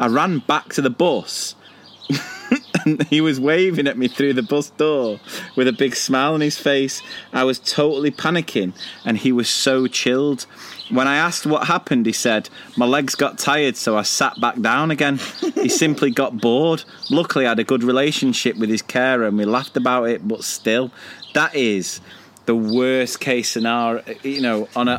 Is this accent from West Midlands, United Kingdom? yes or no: no; Carlisle, North West England, United Kingdom; born there; I was born in Carlisle, but I was made in the Loyal Navy.